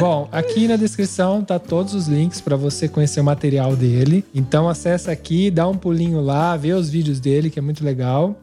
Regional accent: interior of São Paulo, Brazil; moved away as an adult; also born or lived in São Carlos; now in Italy; a gente vem do interior de São Paulo

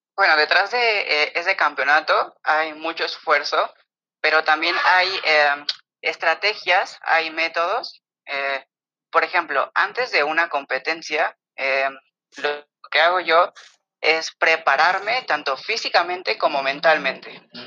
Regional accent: Mexico City, Mexico; soy de la Ciudad de México

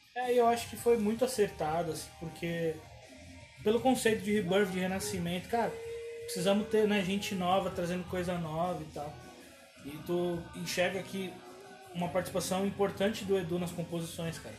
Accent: São Paulo, Brazil; lá na, na freguesia do Ó, onde eu cresci

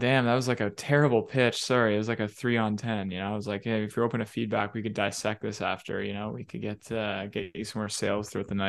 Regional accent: Canada; oh, we're from Canada.

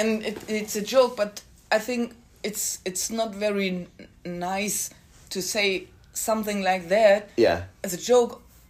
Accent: Bad Bramstedt, Schleswig-Holstein, Germany; Yes, me forever. I never go out of this town.

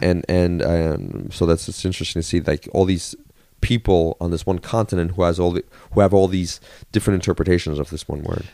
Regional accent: New York, United States; moved away as an adult; I grew up, uh, near New York

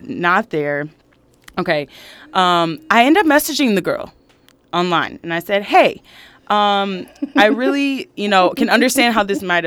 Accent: Michigan, United States; I'm from Michigan

